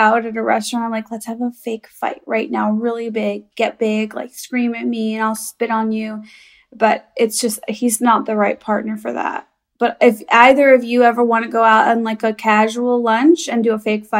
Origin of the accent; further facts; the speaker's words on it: Chicago, Illinois, United States; I'm from Chicago.